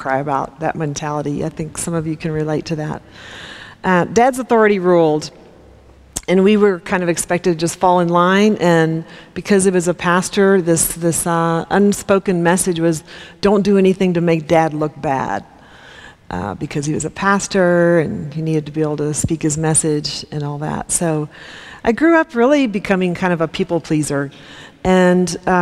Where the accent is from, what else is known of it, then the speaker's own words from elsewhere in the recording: Topeka, Kansas, United States; I grew up in Topeka, Kansas in the 60s and 70s